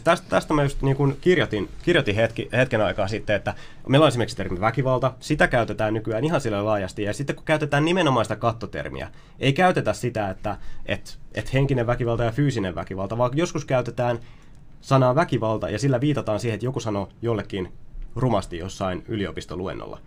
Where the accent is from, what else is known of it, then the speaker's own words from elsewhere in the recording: Ylöjärvi, Pirkanmaa, Finland; kun mä oon ollut lapsi, kun mä oon kasvanut Ylöjärjellä, mä oon viettänyt siellä 20, 21. vuotta elämästäni